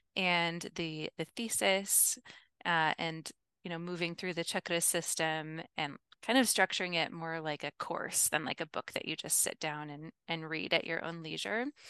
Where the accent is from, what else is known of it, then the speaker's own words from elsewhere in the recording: Midwest, United States; I am from the Midwest in the United States